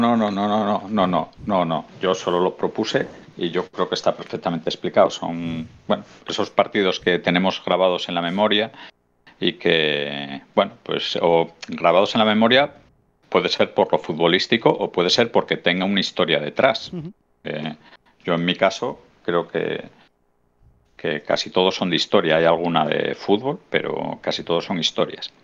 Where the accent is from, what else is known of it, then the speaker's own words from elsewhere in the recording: Avilés, Asturias, Spain; yo soy de Avilés, vivíamos en el, en el Quirinal y teníamos el Suárez Puerta a, dos calles